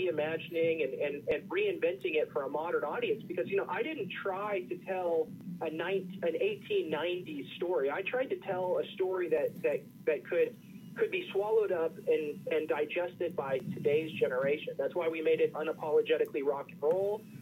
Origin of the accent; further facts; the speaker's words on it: Kansas, United States; I grew up in Kansas